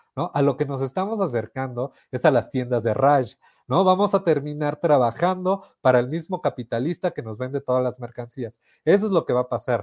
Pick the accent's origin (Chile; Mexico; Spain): Mexico; Mexico City; ambos somos de la Ciudad de México